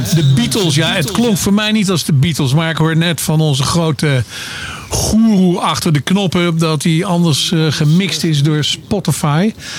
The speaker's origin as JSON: {"language": "Dutch", "town": "Arnhem", "region": "Gelderland", "country": "Netherlands", "said": "ik kom natuurlijk uit Arnhem"}